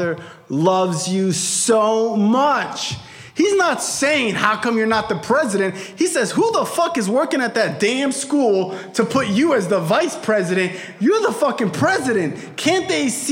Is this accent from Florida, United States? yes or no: yes; Broward County, Florida, United States; I'm from Broward